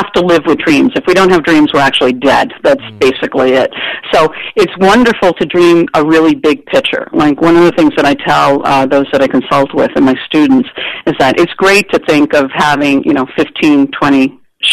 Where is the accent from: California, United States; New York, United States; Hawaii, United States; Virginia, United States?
New York, United States; I grew up in New York, and my neighborhood was an Italian-Jewish neighborhood